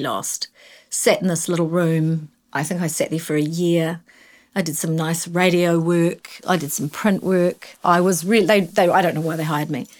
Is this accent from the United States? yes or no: no; Invercargill, Southland, New Zealand; moved away as an adult; I grew up in Invercargill. I was embarrassed when I was eighteen and I left